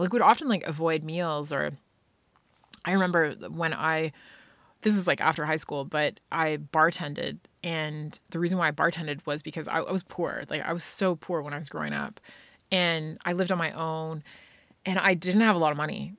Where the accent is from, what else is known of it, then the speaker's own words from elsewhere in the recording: Scotland, United Kingdom; being a kid growing up in Scotland